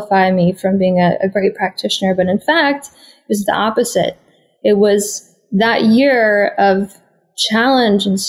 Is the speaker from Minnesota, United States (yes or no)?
yes; Minnesota, United States; now in California, United States; growing up in the Midwest in America, in Minnesota